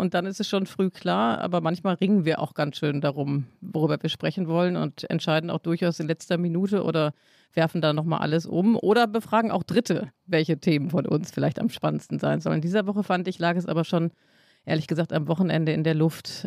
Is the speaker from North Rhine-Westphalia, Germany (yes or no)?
yes; Hamm, North Rhine-Westphalia, Germany; born or raised there